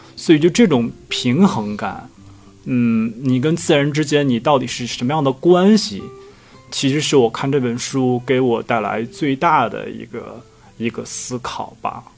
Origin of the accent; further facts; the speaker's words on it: Heilongjiang, China; 我是黑龙江人。嗯。所以我们那边呢，也有这个类似于萨满的这种东西，我们那边嗯。叫跳大神儿